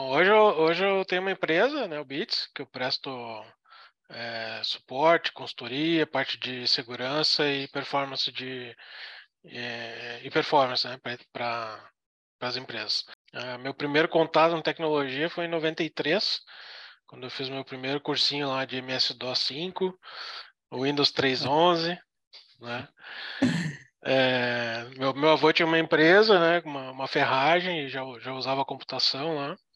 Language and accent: Portuguese; Canoas, Rio Grande do Sul, Brazil; now in Florianópolis, Brazil; eu vim morar em Floripa, que eu era, sou do Rio Grande do Sul, né, de Canoas.